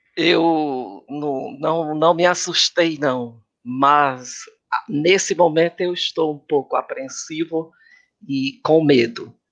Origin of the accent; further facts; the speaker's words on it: Fortaleza, Ceará, Brazil; also born or lived in Santana do Acaraú; now in São Paulo, Brazil; Eu sou cearense de Santana do Acaraú, mas me criei em Fortaleza.